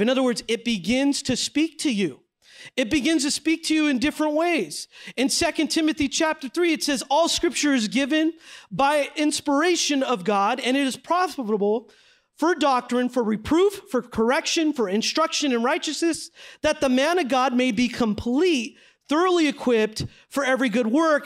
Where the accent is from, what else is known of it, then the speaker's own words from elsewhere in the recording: San Jose, California, United States; moved away as an adult; now in Los Angeles, United States; I grew up in San Jose, California